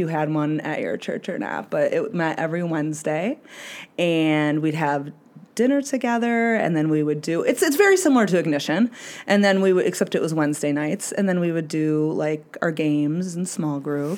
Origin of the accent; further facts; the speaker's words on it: Rockford, Illinois, United States; I'm from Rockford.